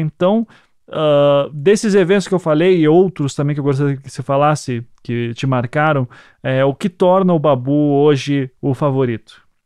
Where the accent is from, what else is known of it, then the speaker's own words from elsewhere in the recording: Paraná, Brazil; eu, nós somos aqui do Paraná